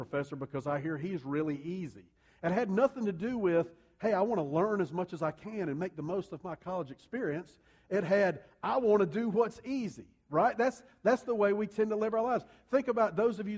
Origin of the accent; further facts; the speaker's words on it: United States; we see things as American human beings